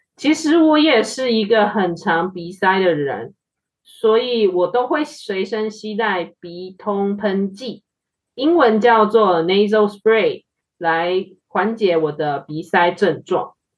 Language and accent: Chinese; Taiwan; 我们身为台，在台湾出生长大的台湾人